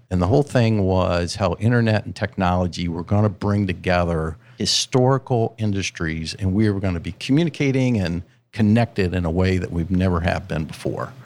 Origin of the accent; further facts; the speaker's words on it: Central Ohio, United States; born and raised in Central Ohio